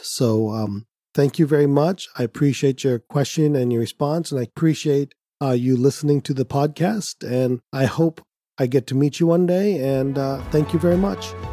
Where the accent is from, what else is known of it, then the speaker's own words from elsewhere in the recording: India; Being Indian